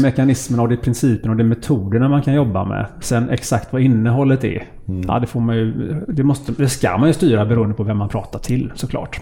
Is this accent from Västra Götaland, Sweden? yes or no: yes; Gothenburg, Västra Götaland, Sweden; Jag är född på Sahlgrenska sjukhuset i Göteborg